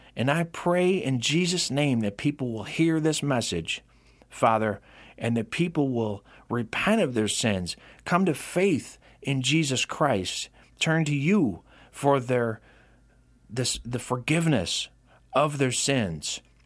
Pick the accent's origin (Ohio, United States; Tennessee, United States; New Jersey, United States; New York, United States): New York, United States; Rome; my hometown of Rome, New York